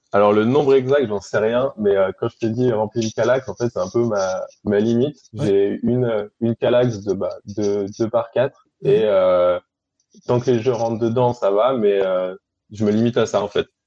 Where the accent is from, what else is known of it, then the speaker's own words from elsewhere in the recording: Annecy, Auvergne-Rhône-Alpes, France; also born or lived in Aix-les-Bains; je suis au Savoyard à la base, je suis né à Annecy.